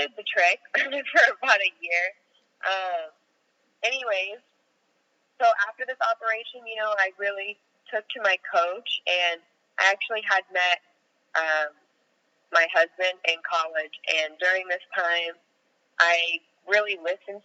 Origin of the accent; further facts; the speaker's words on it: Orange County, California, United States; now in Los Angeles, United States; I'm from Orange County. I live in Los Angeles